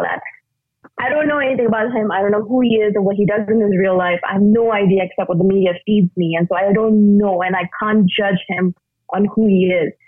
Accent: India; moved away; I'm originally from India

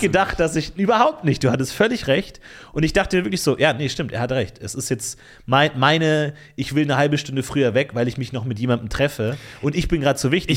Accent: Ebersberg, Bavaria, Germany; In meiner Heimatstadt Ebersberg

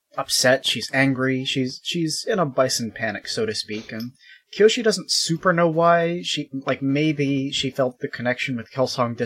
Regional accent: United Kingdom; I'm British

